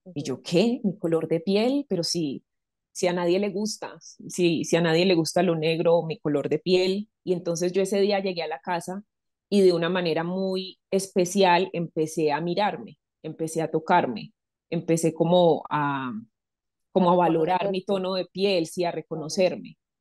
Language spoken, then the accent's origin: Spanish; Medellín, Antioquia, Colombia; moved away as an adult; now in Bogotá, Colombia; Medellín es una ciudad muy cálida